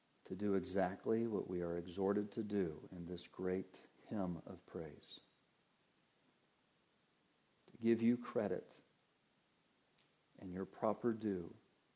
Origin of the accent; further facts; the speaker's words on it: Denver, Colorado, United States; I grew up in Denver, Colorado